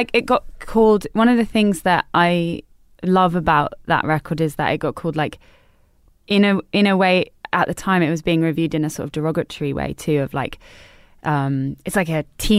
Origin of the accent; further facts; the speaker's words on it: Harrow, London, United Kingdom; Harrow. North Harrow.